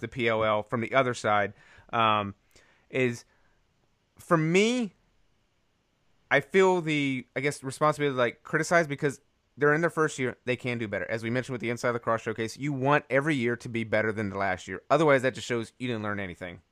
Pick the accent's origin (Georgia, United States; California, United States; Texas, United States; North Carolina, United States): North Carolina, United States; Raleigh; where I grew up in Raleigh.